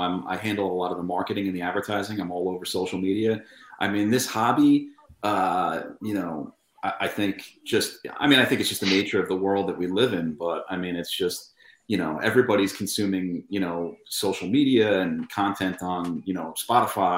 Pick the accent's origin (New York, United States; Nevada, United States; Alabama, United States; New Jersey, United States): New York, United States; Long Island; I'm from Long Island, actually.